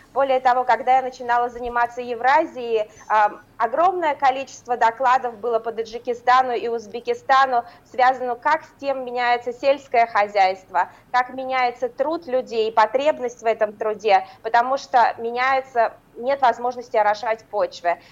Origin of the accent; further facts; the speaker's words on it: Ufa, Bashkortostan, Russia; moved away as an adult; now in Berlin, Germany; мою малую родину